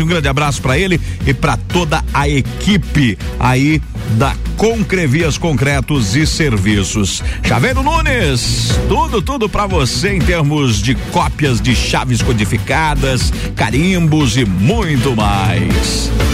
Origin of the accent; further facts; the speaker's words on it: São Joaquim, Santa Catarina, Brazil; moved away; Nasci em São Joaquim